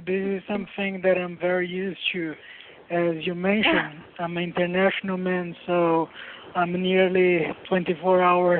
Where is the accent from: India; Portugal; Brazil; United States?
Brazil; English is a second language; moved away as an adult; also born or lived in London; now in Taiwan; I born and raised in Brazil. My mom is Brazilian. My father is Taiwanese. So that was good because I could experience both cultures. And when I was 25 years old, I moved to Taiwan.